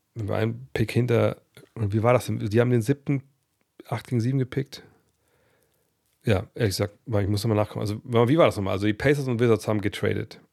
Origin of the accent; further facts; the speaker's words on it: Wolfsburg, Lower Saxony, Germany; moved away; also born or lived in Frankfurt am Main; Dann sind wir hier in, in meine Heimat gezogen. Nach Wolfsburg